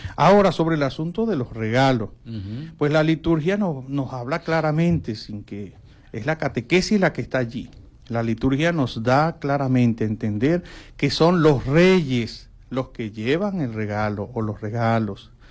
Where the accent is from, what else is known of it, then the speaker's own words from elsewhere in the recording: Sanare, Lara, Venezuela; now in Maracaibo, Venezuela; Yo soy de Lara y, y el pueblo de Sanare